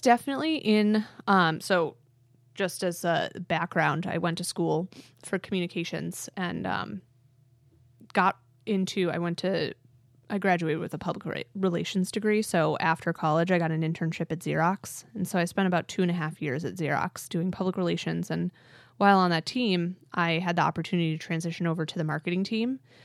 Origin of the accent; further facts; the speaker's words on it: Honeoye Falls, New York, United States; also born or lived in Midwest / Webster, New York; when I was five, we moved to Webster. And then I spent my formative years in Honeyway Falls